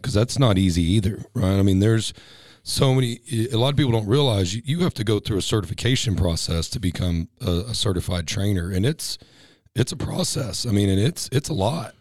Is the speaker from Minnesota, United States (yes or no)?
no; Texas, United States; now in California, United States; I'm a Texas boy